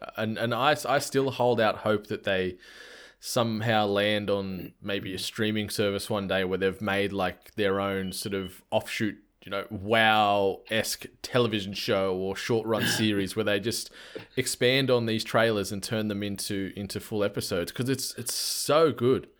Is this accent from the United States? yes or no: no; Australia; I'm an Australian humble host